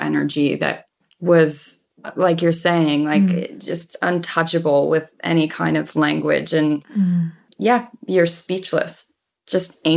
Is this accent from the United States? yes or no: yes; Colorado, United States; moved away; growing up there